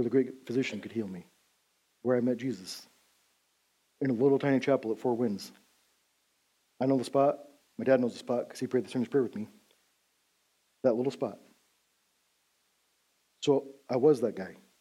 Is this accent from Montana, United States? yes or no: yes; Big Timber, Montana, United States; growing up in Big Timber, Montana, we're about 20 years behind Beulah